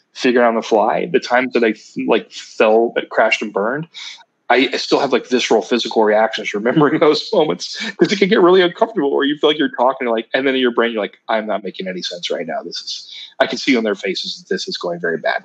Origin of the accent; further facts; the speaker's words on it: Ironton, Ohio, United States; I'm from Ironton